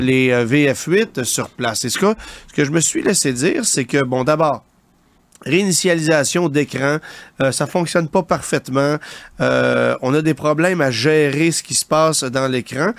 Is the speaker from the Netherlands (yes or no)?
no; Canada; chez nous au Canada